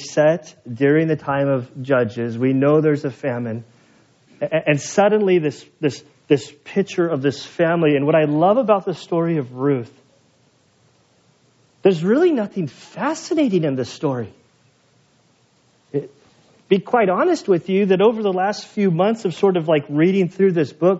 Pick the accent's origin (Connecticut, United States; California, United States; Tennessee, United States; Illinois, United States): California, United States; Salinas; also born or lived in Monterey / Bay Area; now in Valley Center, United States; I'm from the Bay Area, like up in, you know, I was born in Monterey. I went to elementary school in Salinas